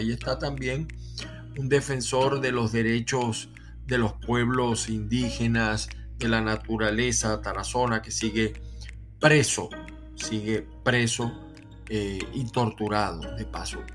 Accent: Maracaibo, Zulia, Venezuela; also born or lived in Aragua, Venezuela; now in United States; yo nací en el estado de Aragua, aunque me he criado en, me crié en Maracaibo

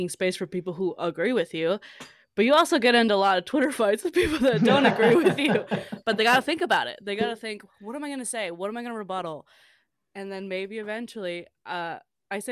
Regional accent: Los Angeles, California, United States; I grew up in a Latin LA Pentecostal church

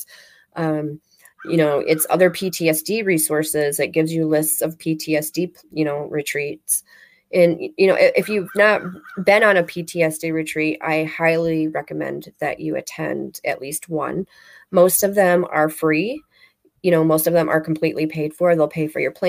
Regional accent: Michigan, United States; moved away as an adult; now in Florida, United States; I'm from Michigan originally, so we were allowed to grow

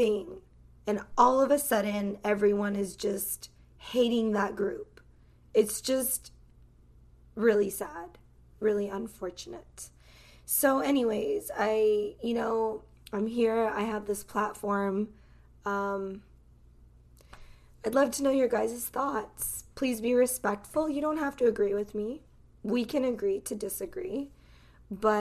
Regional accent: United States; I grew up in this country. That's all that I know. I've never lived in any other country. I am American to the core.

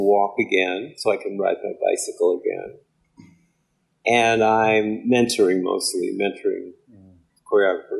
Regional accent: Boston, Massachusetts, United States; I'm from Boston, Massachusetts

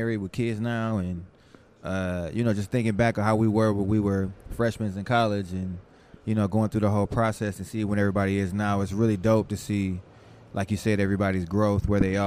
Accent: New Orleans, Louisiana, United States; moved away; I was born in New Orleans

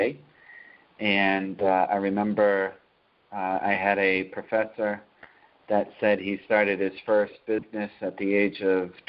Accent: Taunton, Massachusetts, United States; I grew up in Taunton, Massachusetts

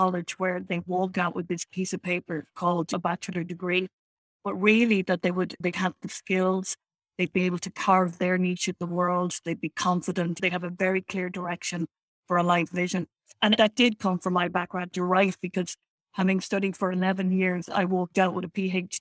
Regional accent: Dublin, Leinster, Ireland; moved away as an adult; also born or lived in Belfast; I was born in Dublin in Ireland.

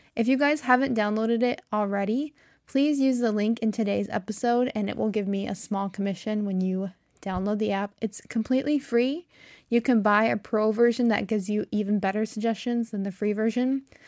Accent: United States; accent: American; I am American, true and true, That means I've, I'm very American. I've never lived in another country

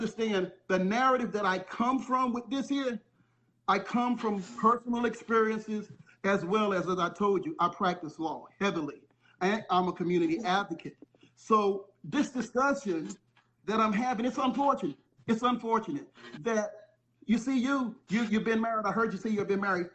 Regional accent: St. Petersburg, Florida, United States; I'm from St. Pete, Tampa, Florida.

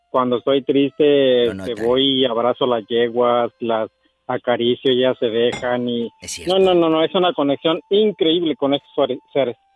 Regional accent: El Tuito, Jalisco, Mexico; moved away; En un pueblo que se llama El Tuito, Jalisco.

